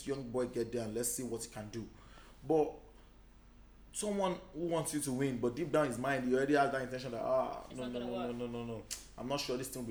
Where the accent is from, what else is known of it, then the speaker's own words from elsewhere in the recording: Nigeria; they will just support you with prayers here in my home country